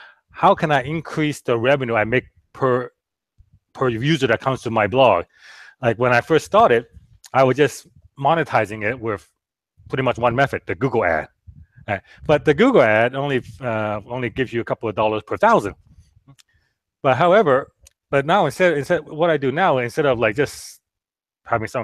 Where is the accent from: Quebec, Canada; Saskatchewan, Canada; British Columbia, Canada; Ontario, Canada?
British Columbia, Canada; Vancouver; moved away as an adult; now in Orange County, United States; I was from Vancouver